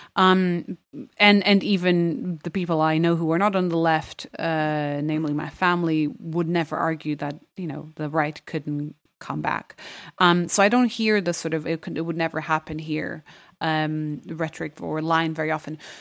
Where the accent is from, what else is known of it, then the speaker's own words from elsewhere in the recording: Lisbon, Portugal; moved away; I went to a German school and, which counts as an international school in Lisbon